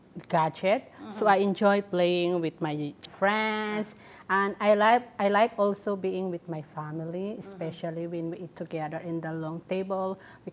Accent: Samar, Eastern Visayas, Philippines; moved away as an adult; also born or lived in Saudi Arabia; now in Hong Kong; I came from Philippines, from the province of Samar.

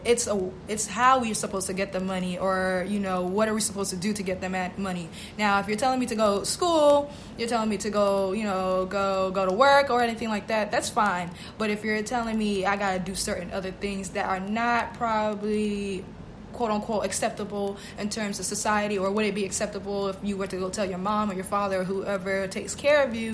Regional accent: Boston, Massachusetts, United States; moved away as an adult; I actually was born and raised in Boston, Massachusetts.

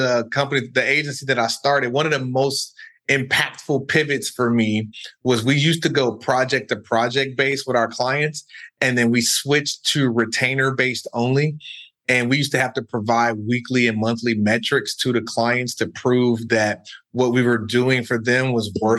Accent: Chicago, Illinois, United States; moved away as an adult; also born or lived in New York / California; I'm originally from the South Side of Chicago

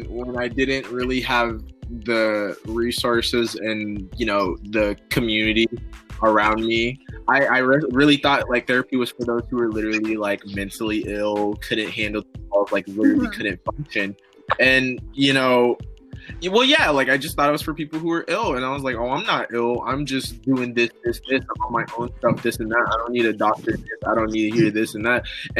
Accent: Illinois, United States; born there; No, actually, I was born in Illinois, so not really.

